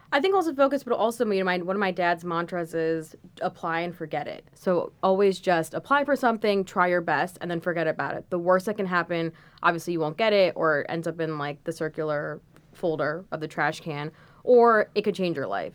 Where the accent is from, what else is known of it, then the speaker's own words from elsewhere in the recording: Washington, D.C. area, District of Columbia, United States; moved away as an adult; also born or lived in Los Angeles; now in New York, United States; I'm originally from the Washington, D C area, Um, I went to high school there